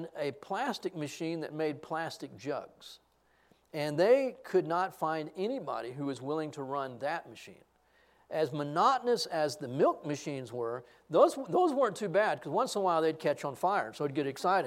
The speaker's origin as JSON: {"language": "English", "region": "Texas", "country": "United States", "said": "I'm a Texan"}